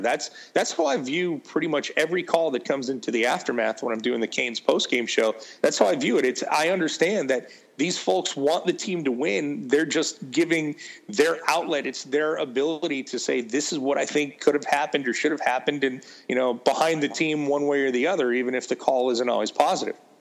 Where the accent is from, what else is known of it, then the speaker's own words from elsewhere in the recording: Buffalo, New York, United States; it is my my hometown